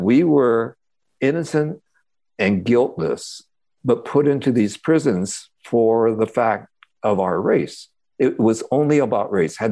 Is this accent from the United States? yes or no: yes; California, United States; for kids growing up in those camps and then coming out, it was a really confusing time trying to reconcile ourselves as American